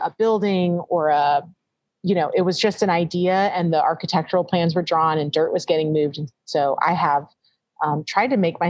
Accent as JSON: {"language": "English", "town": "Louisville", "region": "Kentucky", "country": "United States", "tie": "born or raised there", "also_born_or_lived": "Wisconsin / Portland / New York", "moved": "as an adult", "lives_now": "Newport, United States", "said": "literally was born and raised in Louisville."}